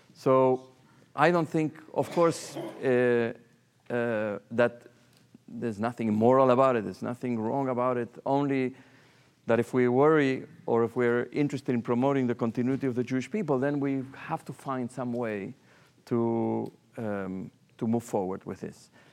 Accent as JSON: {"language": "English", "country": "Argentina", "moved": "as an adult", "lives_now": "New York, United States", "said": "I come from Argentina."}